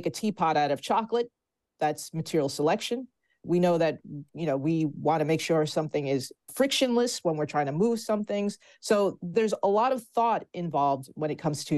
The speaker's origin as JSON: {"language": "English", "region": "New Jersey", "country": "United States", "said": "my home state of New Jersey"}